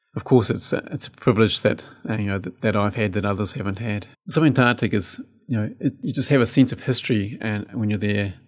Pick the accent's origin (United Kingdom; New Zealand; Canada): New Zealand; also born or lived in West Coast, New Zealand / Canterbury, New Zealand / Otago, New Zealand; growing up in the South Island, you know, Te Waiponumu, And I've lived in almost